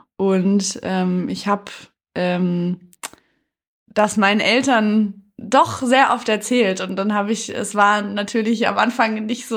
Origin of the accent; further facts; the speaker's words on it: Detmold, North Rhine-Westphalia, Germany; also born or lived in Cologne; ich bin in Detmold aufgewachsen, ist eine schöne Kleinstadt